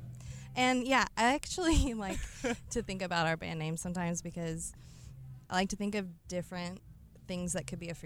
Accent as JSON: {"language": "English", "region": "Alabama", "country": "United States", "moved": "yes", "lives_now": "Raleigh, United States", "said": "I'm from Alabama originally"}